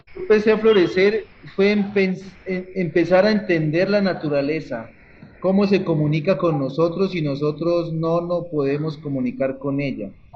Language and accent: Spanish; Cauca, Colombia; soy artista del Cauca